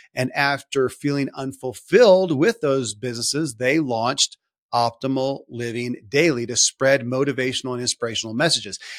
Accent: Kentucky, United States; born or raised there

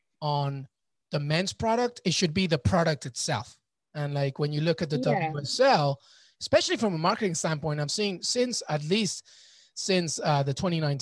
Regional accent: United Kingdom; born there; And as a Peruvian, British born, but Peruvian, my entire family grew up in Peru.

